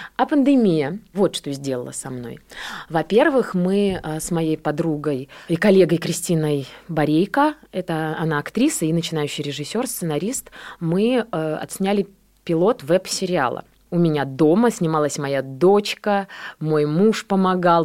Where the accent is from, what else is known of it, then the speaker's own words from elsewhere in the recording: Borisov, Minsk Region, Belarus; also born or lived in Grodno; now in Russia; Я родилась, на самом деле, в Гродно. Ага. Просто я была маленькая, и меня перевезли в Борисов.